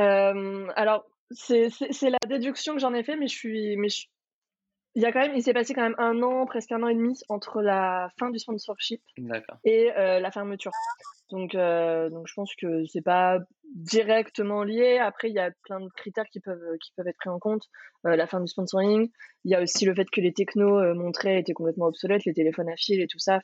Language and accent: French; France; chez nous en France